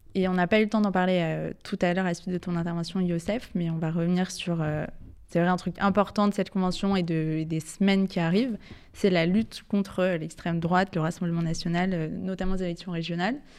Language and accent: French; France; en tant que Français, en tant que Juif, en tant que citoyen